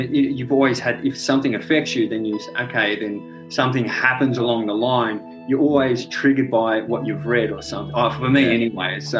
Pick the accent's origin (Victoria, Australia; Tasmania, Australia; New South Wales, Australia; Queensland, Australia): Victoria, Australia; St Helena; I grew up around Saint Helena, so yeah. uh, there was a bit of bushland there.